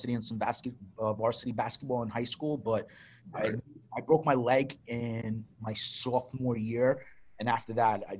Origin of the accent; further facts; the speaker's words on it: New York City, New York, United States; I grew up, born and raised in Brooklyn, New York.